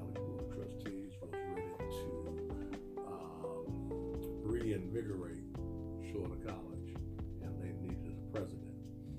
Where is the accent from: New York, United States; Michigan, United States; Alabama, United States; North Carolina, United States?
Alabama, United States; now in Arkansas, United States; I'm from Alabama.